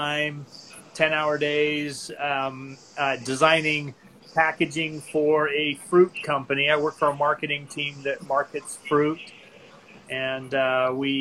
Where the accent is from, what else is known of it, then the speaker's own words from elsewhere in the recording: Utah, United States; moved away as an adult; also born or lived in Maryland / Rexburg, Idaho / Southern California; I grew up in Utah, in the state of Utah, lived there until I was 19